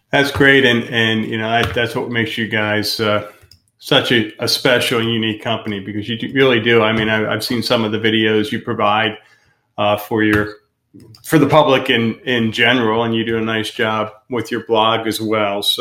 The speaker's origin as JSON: {"language": "English", "region": "Pennsylvania", "country": "United States", "said": "I mean, when we first came down here, we're from Pennsylvania, and we spent a year or two doing the back and forth thing."}